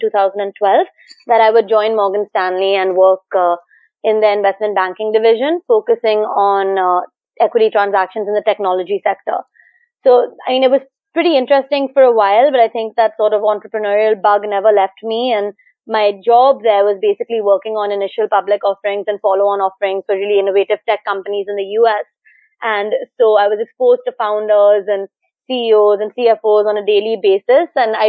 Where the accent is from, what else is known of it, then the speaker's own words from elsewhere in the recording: Manila, Philippines; also born or lived in India / Singapore; So going way back, I grew up partly in India, Singapore, and the Philippines, and I actually graduated high school from Manila